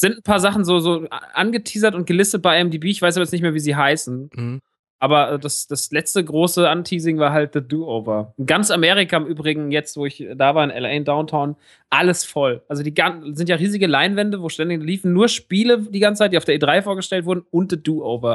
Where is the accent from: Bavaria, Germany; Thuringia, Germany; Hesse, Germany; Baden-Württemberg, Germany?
Hesse, Germany; Rodgau; moved away; im Rottgau im Kino meiner alten Heimat